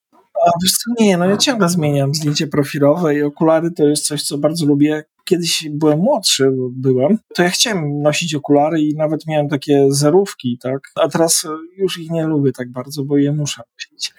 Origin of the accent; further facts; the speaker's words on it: Opole, Opole Voivodeship, Poland; accent: eastern European; moved away as an adult; also born or lived in northern England; now in London, United Kingdom; ja z kolei wyrosłem z takiej atmosferze teatru alternatywnego, jestem z Opola